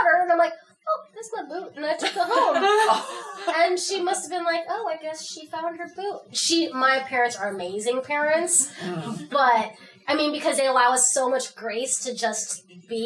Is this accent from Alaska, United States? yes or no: yes; Fairbanks, Alaska, United States; I grew up in Aurora subdivision, so it's right by Creamer's Field